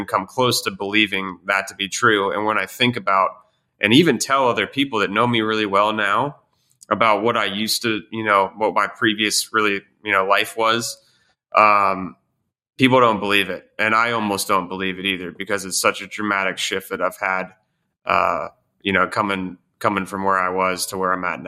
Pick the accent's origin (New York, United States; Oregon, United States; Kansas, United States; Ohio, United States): Ohio, United States; Columbus; moved away; also born or lived in Pittsburgh, Pennsylvania; I was born in Pittsburgh, Pennsylvania, moved to Columbus, Ohio